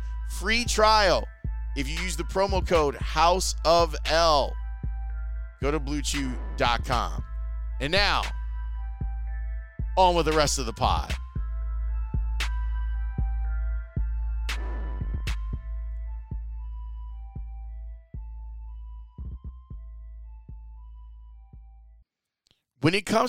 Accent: Chicago, Illinois, United States; the 95th Street L station, not too far from where I went to grammar school.

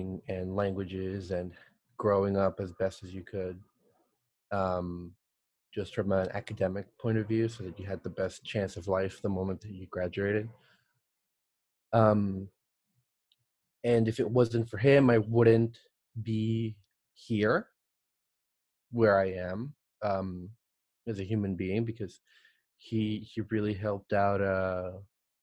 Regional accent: El Salvador; now in United States; I'm originally from El Salvador

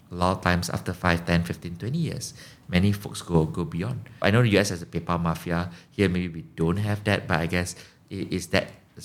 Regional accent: Malaysia; And I mentioned I'm from Malaysia and the person was super hyper and super excited.

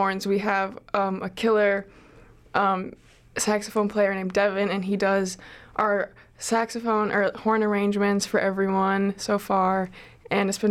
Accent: Minneapolis, Minnesota, United States; now in Chicago, United States; I'm from Minneapolis

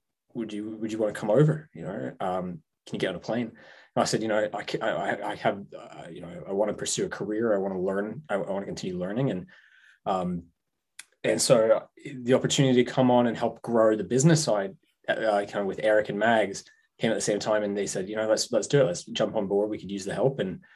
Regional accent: Hong Kong; now in New England, United States; I grew up in Hong Kong, so that's home for me. I've been in New England now for six, seven years now. So it's this is home base.

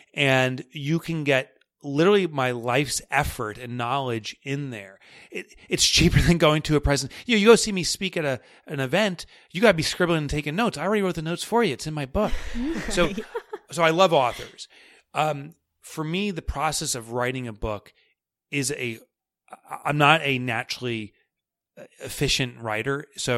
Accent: New York, United States; accent: New York; know, that New York accent comes in. We all you want is money? Is that all you care about? And that's my New York accent.

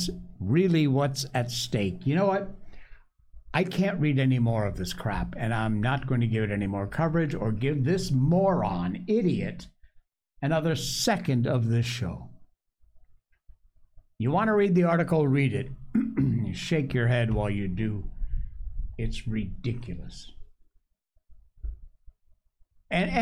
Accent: Cornwall, Connecticut, United States; I am from Cornwall, Connecticut, born and raised there.

